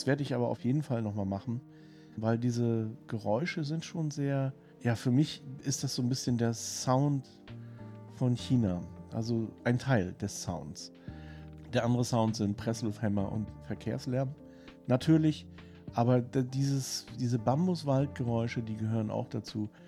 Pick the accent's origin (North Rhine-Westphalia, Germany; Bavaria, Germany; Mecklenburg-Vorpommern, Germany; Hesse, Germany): Mecklenburg-Vorpommern, Germany; Rostock; weil ich bin in Rostock aufgewachsen mit Sprotten und die habe ich auch mit dem Kopf gegessen.